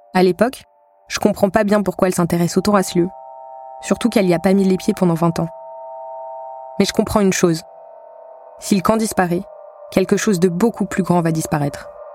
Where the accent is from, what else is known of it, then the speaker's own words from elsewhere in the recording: Val-de-Marne, Île-de-France, France; je rentre chez moi dans le Val-de-Marne